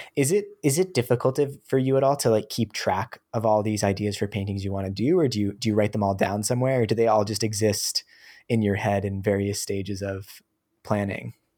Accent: New Hampshire, United States; I, I grew up in New Hampshire in the U S

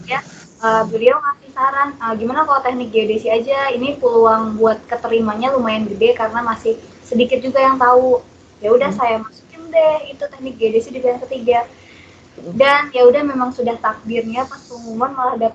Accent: Pandeglang, Banten, Indonesia; Aku asalnya dari Kabupaten Pandeglang, Banten, di pelosok ujung kulon, tapi nggak sampai ujung kulon sih.

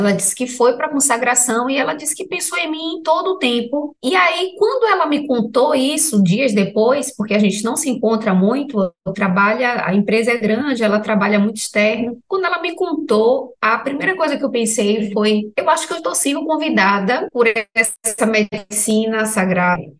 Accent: Salvador, Bahia, Brazil; Eu sou de Salvador, Bahia. Aqui eu não sei se tem muitas casas de ayahuasca

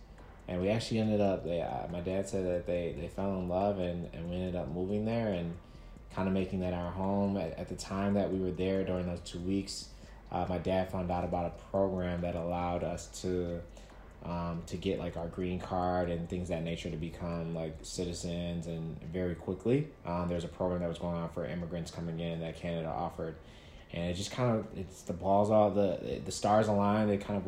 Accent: Chicago, Illinois, United States; also born or lived in Nigeria / Toronto; And then from Toronto, I moved to Chicago when I was like 8 years old in the second grade.

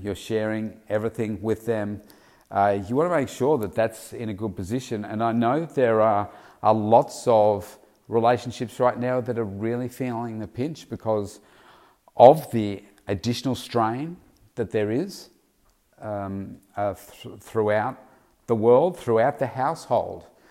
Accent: Victoria, Australia; also born or lived in Melbourne; my home state of Victoria, Australia

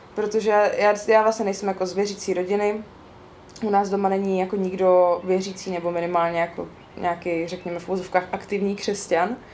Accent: East Bohemia, Czechia; also born or lived in Olomouc; doma ve východních Čechách, odkud pocházím

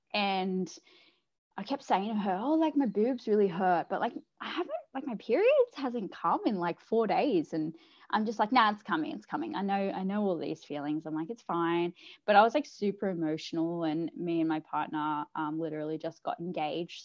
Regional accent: South Coast, New South Wales, Australia; I'm from the South Coast, uh, New South Wales in Australia

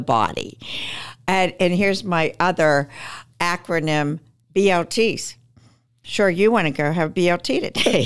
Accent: Pittsburgh, Pennsylvania, United States; also born or lived in Manhattan; I'm from Pittsburgh, my husband and I, and so I, we eventually moved back to Pittsburgh

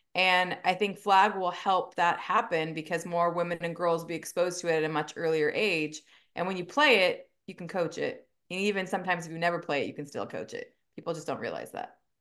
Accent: Simi Valley, California, United States; moved away as an adult; also born or lived in Arizona; So I am a California native. I grew up in Southern California, um, in a town called Simi Valley, um, so in the Ventura County area

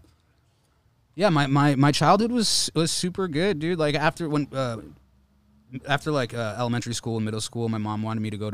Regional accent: New Haven, Connecticut, United States; moved away as an adult; also born or lived in Old Saybrook, Connecticut; now in Los Angeles, United States; I'm originally from Connecticut. I say New Haven, but I went to high school in Old Saybrook.

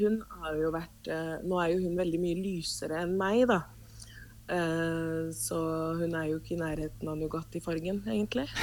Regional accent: Oslo, Norway; Norwegian is a second language; also born or lived in Cuba; now in Vestby, Norway; flytta til Norge, vel å merke, så eh, bodde vi i Oslo. Jeg vokste opp på Bogerød

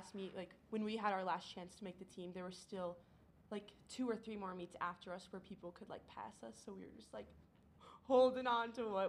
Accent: Indiana, United States; now in Austin, United States; I'm a fifth year here at UT on the swim team. I'm majoring in corporate communications and I'm from Indiana.

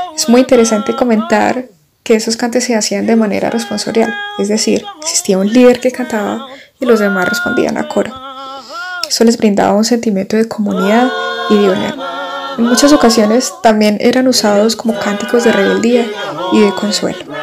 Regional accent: Colombia

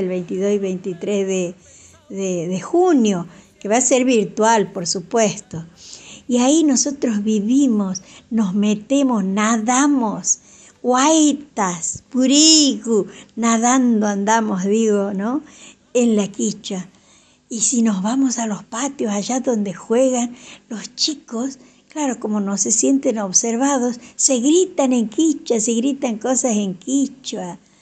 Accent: Santiago del Estero, Argentina; nuestra lengua madre, la quichua santiagueña

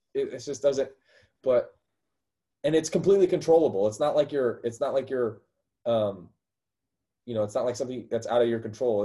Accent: Missouri, United States; That's where I'm from. I'm from Missouri

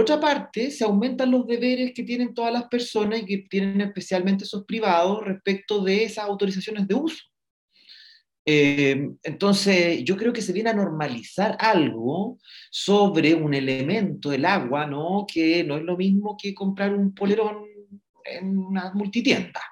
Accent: Chile; deberíamos sentirnos orgullosos y orgullosas como chilenos y chilenas

